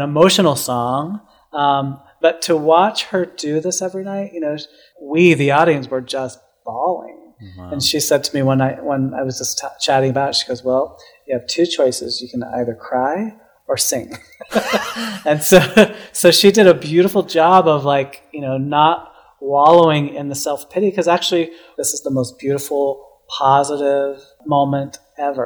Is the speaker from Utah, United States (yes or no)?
yes; Salt Lake City, Utah, United States; also born or lived in Denver, Colorado; now in New York, United States; I was born in Denver, Colorado, but I grew up in Salt Lake City, so okay. uh, a suburb of Salt Lake City